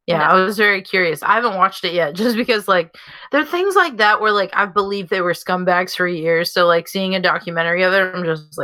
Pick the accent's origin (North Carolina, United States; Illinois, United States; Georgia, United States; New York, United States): Illinois, United States; Chicago; I'm from Chicago